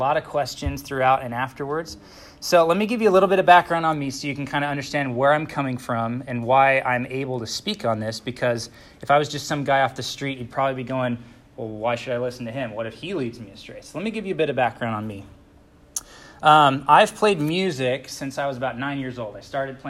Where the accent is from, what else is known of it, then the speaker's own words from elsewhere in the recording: Utah, United States; also born or lived in California; I'm actually from Utah